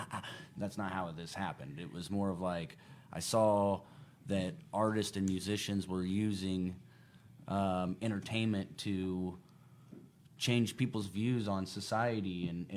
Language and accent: English; Elwood, United States; born or raised there